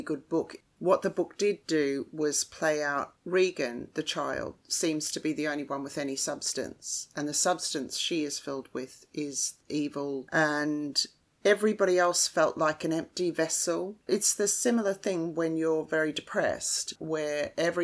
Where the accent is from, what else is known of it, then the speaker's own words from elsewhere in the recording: Australia; as an Australian